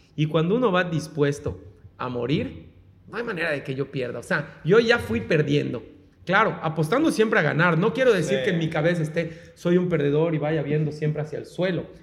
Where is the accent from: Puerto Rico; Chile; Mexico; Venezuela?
Mexico